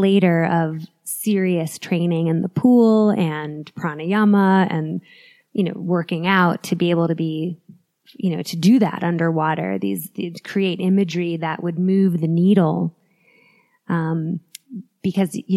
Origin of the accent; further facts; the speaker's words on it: New York City, New York, United States; moved away as an adult; now in Boulder, United States; I'm a New Yorker through and through